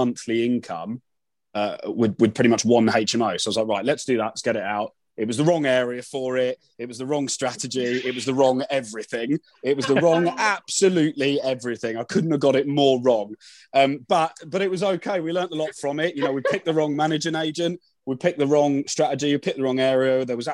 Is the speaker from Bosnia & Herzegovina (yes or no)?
no; London, United Kingdom; I am from London